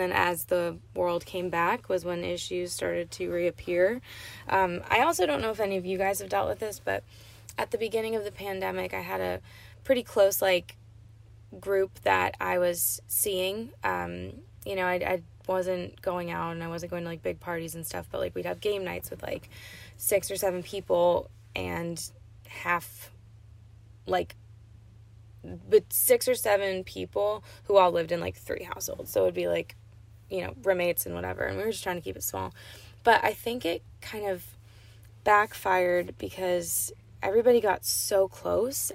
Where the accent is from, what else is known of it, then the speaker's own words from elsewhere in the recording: Portland, Maine, United States; moved away; being from a cool city like portland maine